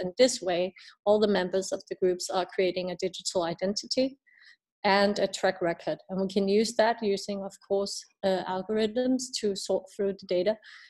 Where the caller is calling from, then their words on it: Denmark; I'm calling from Denmark today. I'll be back in Ethiopia in January.